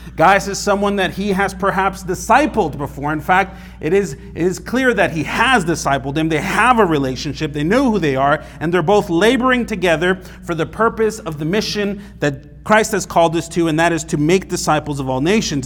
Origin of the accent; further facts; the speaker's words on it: California, United States; where I grew up in California